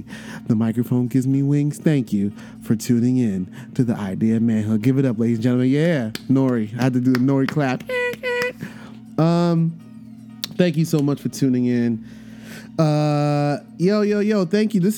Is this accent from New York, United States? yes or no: yes; New York City, New York, United States; I grew up in Brooklyn, you know what I'm saying? Before gentrification, I grew up in the projects